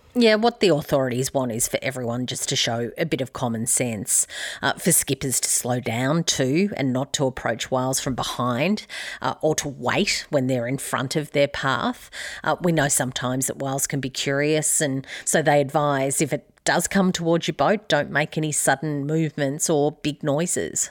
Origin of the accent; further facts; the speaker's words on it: Albury, New South Wales, Australia; my hometown of Aubrey